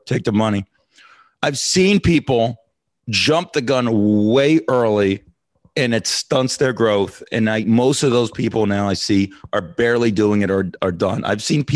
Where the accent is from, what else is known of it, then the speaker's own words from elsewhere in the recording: Las Vegas, Nevada, United States; I'm from Vegas